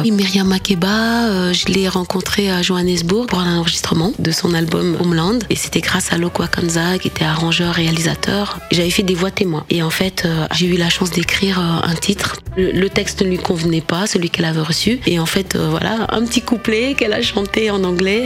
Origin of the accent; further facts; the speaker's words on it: Dakar, Senegal; first language Wolof; French is a second language; moved away; C'est ma langue natale, donc c'est une source. Quand je chante en Wolof, j'ai vraiment l'impression que je, je, suis toujours cette Sénégalaise euh, qui a jamais quitté Dakar